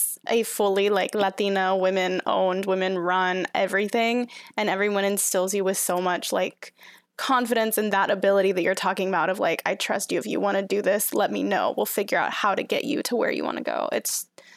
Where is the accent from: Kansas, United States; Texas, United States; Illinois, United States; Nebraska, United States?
Texas, United States; Houston; moved away; also born or lived in New York; I grew up in Houston, but I lived for 4 years in New York